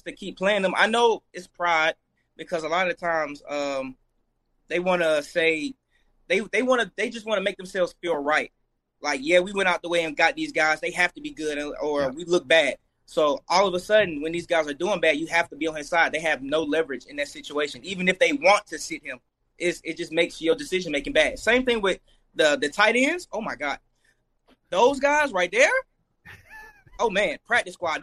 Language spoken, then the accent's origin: English; Montgomery, Alabama, United States; I'm from Montgomery, Alabama